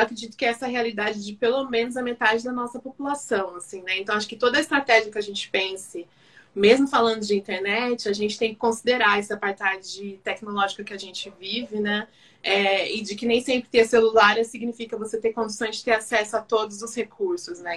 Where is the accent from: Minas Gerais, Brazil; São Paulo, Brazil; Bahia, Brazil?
São Paulo, Brazil; also born or lived in Campinas; nascida aqui em São Paulo, mas eu fiz faculdade em Campinas, morei minha juventude toda lá na, em Campinas e voltei para São Paulo